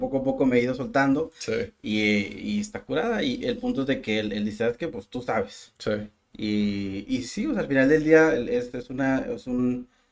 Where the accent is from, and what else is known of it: Mexico